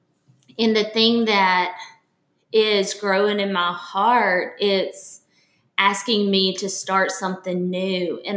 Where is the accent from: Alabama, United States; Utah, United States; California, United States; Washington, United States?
Alabama, United States; Birmingham; also born or lived in Tuscaloosa; now in Jackson, United States; I didn't say that I'm from Birmingham, Alabama.